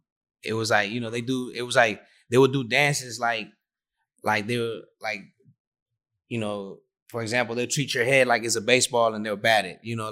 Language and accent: English; Panama; also born or lived in Bay Area, United States; Because we grew up in Panama, where it's the mecca of reggae in Spanish, the mecca of reggaeton. But we also grew up in the Bay Area